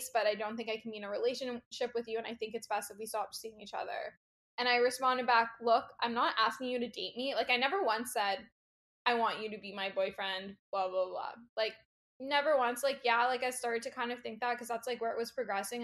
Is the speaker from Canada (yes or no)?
yes; Toronto, Ontario, Canada; I'm from Toronto, Canada